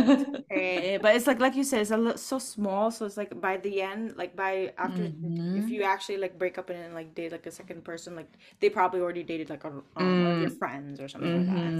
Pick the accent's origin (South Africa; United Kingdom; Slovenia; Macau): Macau; now in United States; we're both from Macau, we're both TCK